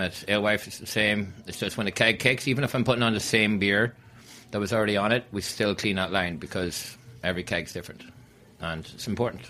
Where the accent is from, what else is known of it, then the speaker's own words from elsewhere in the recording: Donegal, Ulster, Ireland; also born or lived in Long Island City, New York; now in New York, United States; I'm uh, from Long Island City and originally from uh, Donegal in Ireland